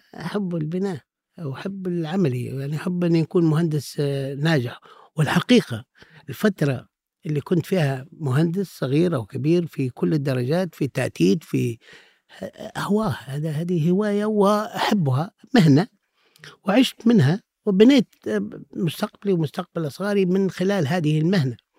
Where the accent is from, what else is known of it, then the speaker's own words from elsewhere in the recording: Misrata, Misrata District, Libya; now in Tripoli, Libya; هذه مدينتي وأنا الحقيقة لم أغادرها في, في كل مراحل عمري إلا في بداية الدراسة